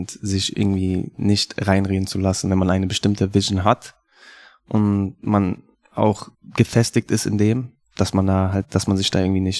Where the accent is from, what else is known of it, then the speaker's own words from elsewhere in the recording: Munich, Bavaria, Germany; Ich bin ein gebürtiger Münchner Künstler.